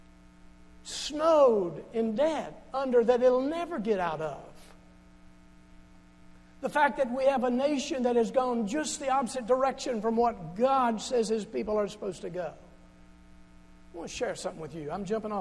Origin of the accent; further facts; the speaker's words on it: Charleston, Kentucky, United States; I'm from Charleston originally. The Charleston right here in Hopkins County.